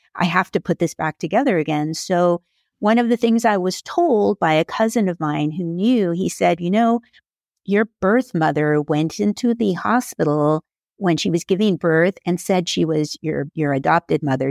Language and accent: English; Carpinteria, California, United States; I am from Carpinteria, California